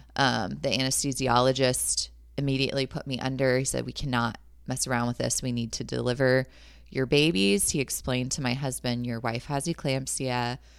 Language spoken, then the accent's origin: English; San Jose, California, United States; moved away as an adult; now in Lake Elmo, United States; I was born and raised in San Jose, California, and my family and I moved out to Lake Elmo, Minnesota a year and a half ago.